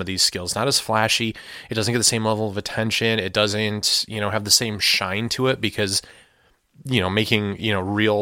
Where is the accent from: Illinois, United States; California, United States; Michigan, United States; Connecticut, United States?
Michigan, United States; Detroit; I'm from Detroit, we don't have like great wild wilderness here